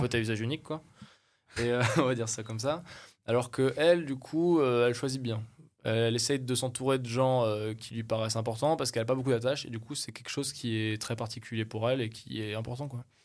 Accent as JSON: {"language": "French", "country": "France", "said": "je suis français, j'ai ma famille, j'ai mes amis, je suis bien installé"}